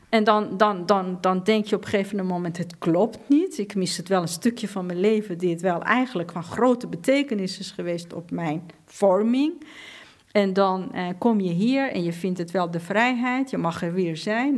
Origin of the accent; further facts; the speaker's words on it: Iran; Dutch is a second language; now in Netherlands; in Iran, in een land waar ik ben geboren